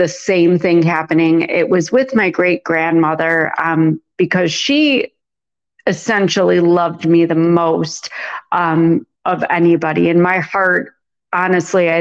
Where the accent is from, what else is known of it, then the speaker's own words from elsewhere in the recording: a suburb north of Chicago, Illinois, United States; he lived in a suburb north of Chicago. So we ended up moving in with him, and that's where I grew up